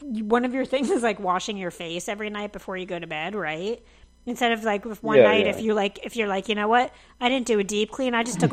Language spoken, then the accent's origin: English; New Jersey, United States; moved away as an adult; I was back at home in New Jersey